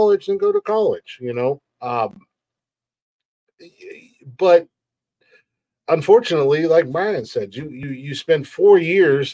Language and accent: English; Ohio, United States; I'm from Ohio